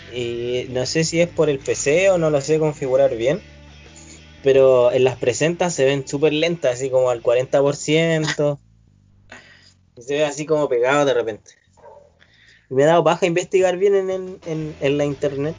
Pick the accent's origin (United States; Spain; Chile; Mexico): Chile